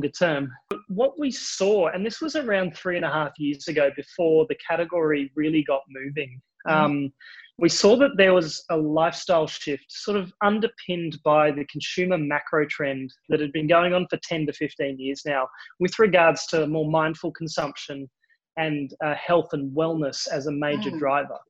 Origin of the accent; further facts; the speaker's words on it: Australia; accent: Australian; you can probably hear it in my accent. I am Australian.